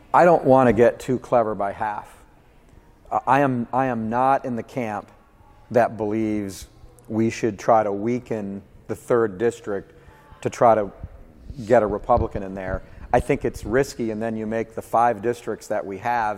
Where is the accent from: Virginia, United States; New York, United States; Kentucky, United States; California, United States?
Kentucky, United States; Georgetown; my hometown of Georgetown